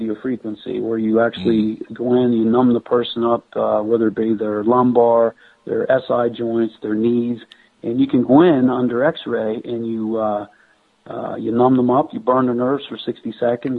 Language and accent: English; Pennsylvania, United States; moved away as an adult; also born or lived in New Mexico; I'm originally from Pennsylvania